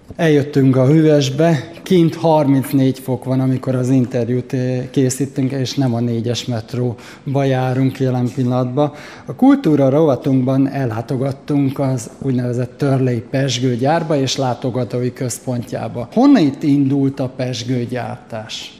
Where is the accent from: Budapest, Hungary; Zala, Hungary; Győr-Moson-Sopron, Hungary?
Budapest, Hungary; én Baros Gábor telepen nevelkedtem